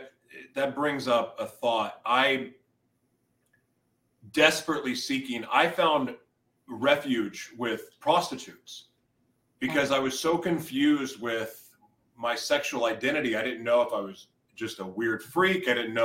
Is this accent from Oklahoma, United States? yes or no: yes; Oklahoma, United States; moved away; also born or lived in California; I grew up in Oklahoma before moving to California. I've moved all over the place since then